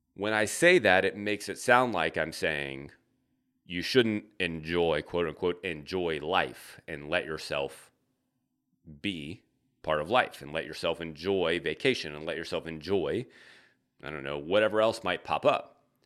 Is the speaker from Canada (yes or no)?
no; the South, United States; now in Midwest, United States; I'm from the South.